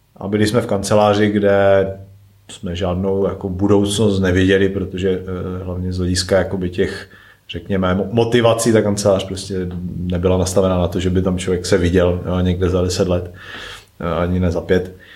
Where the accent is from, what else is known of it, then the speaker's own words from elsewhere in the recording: Klimkovice, Moravian-Silesian Region, Czechia; also born or lived in České Budějovice; z Ostravy, respektive z Klimkovic, odkud pocházím